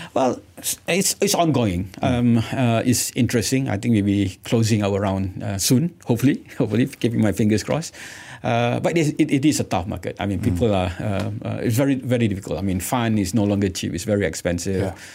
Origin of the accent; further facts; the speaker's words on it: Malaysia; being Malaysian, proudly Malaysian